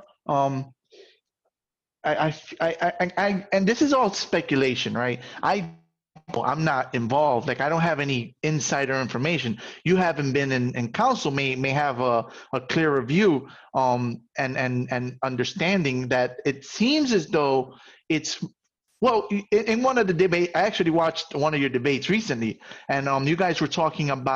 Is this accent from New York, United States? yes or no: yes; New York City, New York, United States; As a New Yorker who grew up in what we'll call the ghetto, right, in the South Bronx